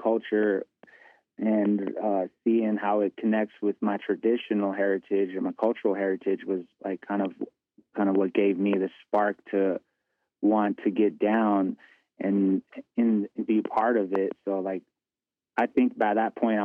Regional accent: United States; now in Albuquerque, United States; I'm from the Dene Nation, also known as Navajo Nation

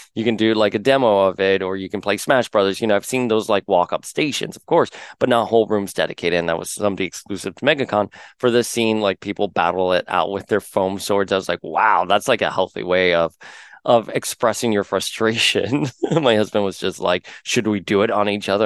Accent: Miami, Florida, United States; moved away as an adult; also born or lived in New York; I grew up here in Miami

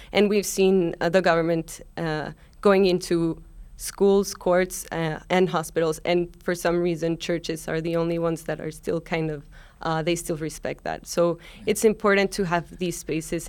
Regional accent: Mexico; now in New York City, United States; I'm originally from Mexico

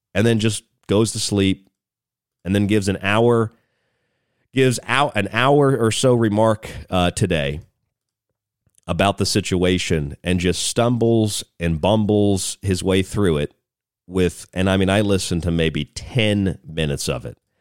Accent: United States; as an American

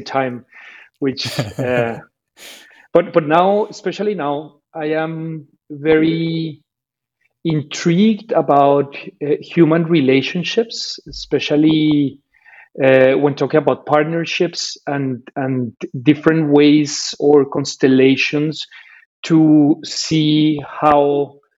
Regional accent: Colombia; now in Berlin, Germany; I was born in Colombia

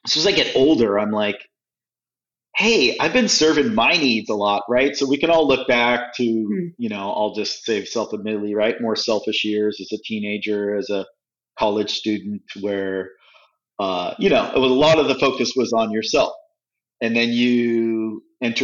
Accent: California, United States; moved away as an adult; also born or lived in Midwest / Europe; now in New Orleans, United States; I'm in the Midwest, I'm this kid from California

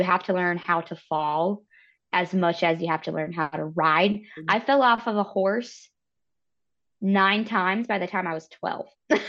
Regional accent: Charleston, West Virginia, United States; also born or lived in Elkins, West Virginia; I grew up in Charleston where there's an ice rink right there.

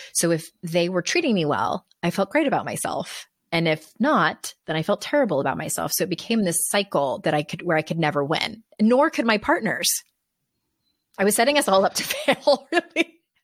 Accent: San Diego, California, United States; now in North Carolina, United States; I'm from San Diego, and, but now we live in North Carolina

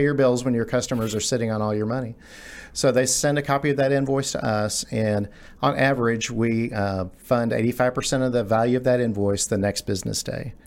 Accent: Garland, Texas, United States; I grew up in Garland. I'm a, I'm a native Texan, grew up in the Garland area

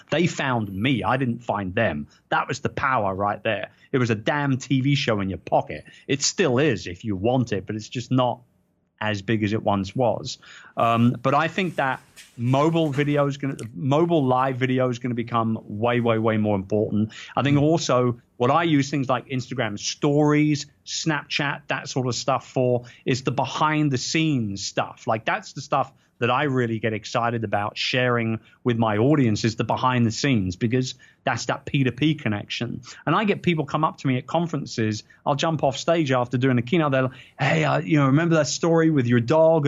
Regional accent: London, United Kingdom; I'm a proud Brit. People know I'm a proud Brit, and this is in my hometown. It's in London

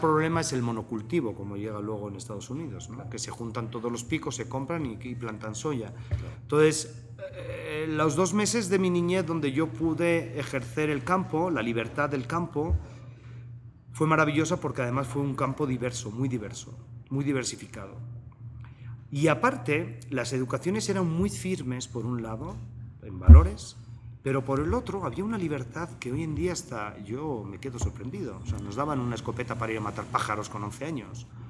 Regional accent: Basque Country, Spain; moved away as an adult; also born or lived in Biarritz, France; now in Mexico; Y el País Vasco fue parte fundamental de mi crecimiento, además un crecimiento fronterizo

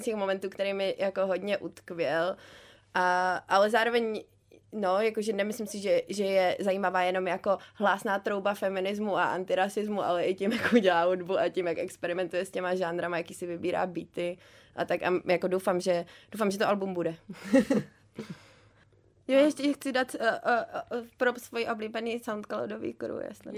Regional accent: Prague, Czechia; jsem z Prahy

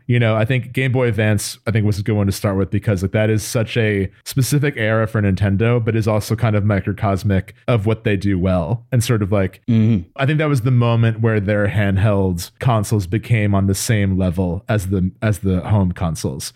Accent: New Jersey, United States; we grew up in Jersey

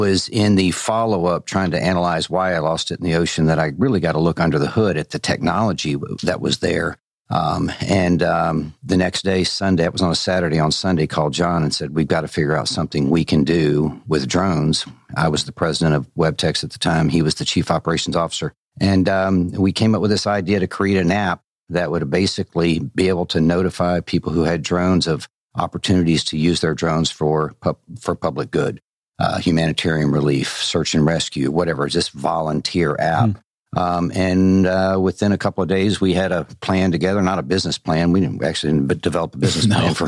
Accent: Arkansas, United States; moved away; I grew up in Arkansas

